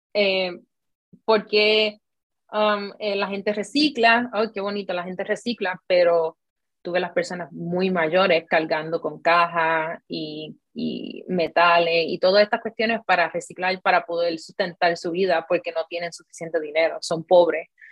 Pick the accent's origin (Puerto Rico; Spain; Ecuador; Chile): Puerto Rico; moved away as an adult; now in South Korea; yo soy de Puerto Rico